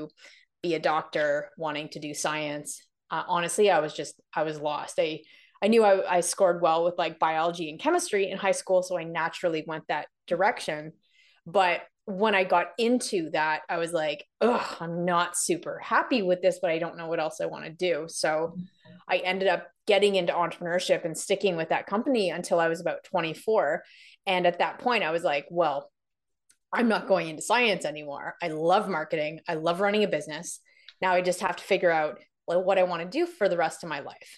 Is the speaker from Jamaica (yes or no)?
no; Canada; also born or lived in London, United Kingdom / Toronto; I am from Canada, so I'm currently in Toronto